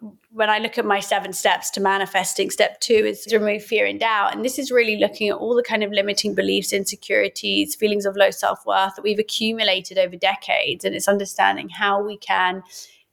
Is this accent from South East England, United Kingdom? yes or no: yes; Oxford, South East England, United Kingdom; Being Iraqi, growing up in Oxford